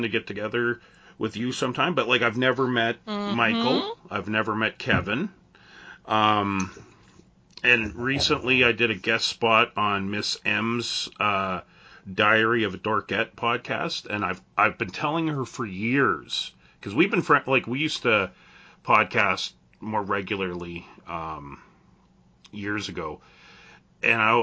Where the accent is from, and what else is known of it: Canada